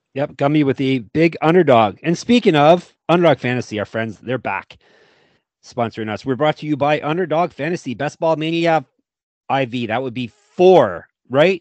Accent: Stoney Creek, Ontario, Canada; my hometown for the first six months of my life, Stony Creek, Ontario

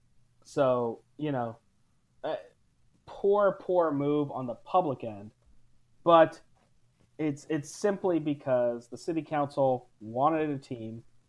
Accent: Las Vegas, Nevada, United States; moved away as an adult; now in California, United States; I grew up in the Clark CCSD, and I looked briefly before I left Las Vegas to California.

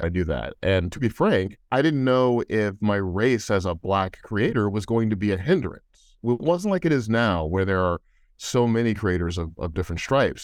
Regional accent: St. Louis, Missouri, United States; Being an only child growing up in Saint Louis, Missouri

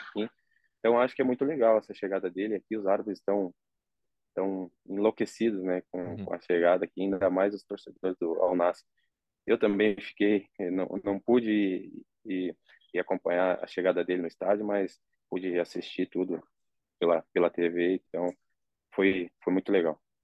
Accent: Rio Grande do Sul, Brazil; moved away as an adult; now in Saudi Arabia; como eu sou gaúcho

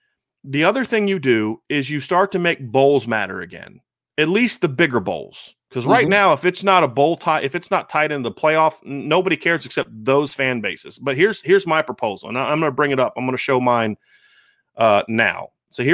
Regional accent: Ohio, United States; I grew up in Ohio. I'm a Northwest Ohio guy.

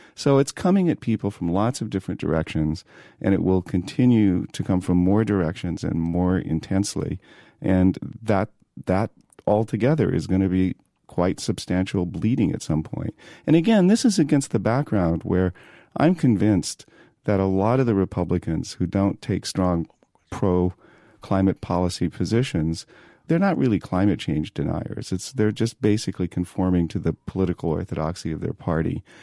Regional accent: San Diego, California, United States; moved away as an adult; also born or lived in Boulder, Colorado; now in New York, United States; growing up in San Diego, I grew up surfing

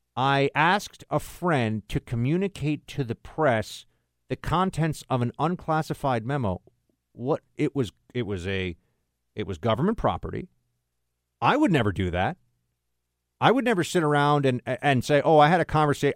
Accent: New York, United States; I'm from New York

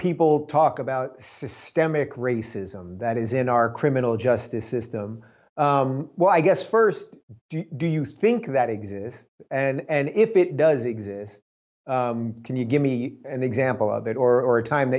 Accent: New York, United States; moved away as an adult; now in California, United States; I'm born and bred New Yorker until I moved out to Cali 8 years ago. So I've only lived in New York and California.

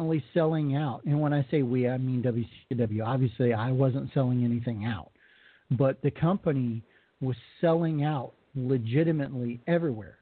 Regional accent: Colorado, United States; moved away; I'm from Colorado originally

